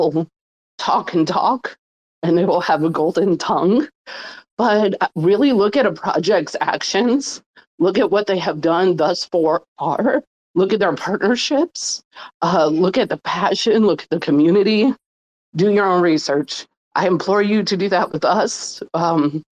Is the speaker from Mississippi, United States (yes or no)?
yes; Mississippi, United States; also born or lived in New Orleans; I grew up in poverty in Mississippi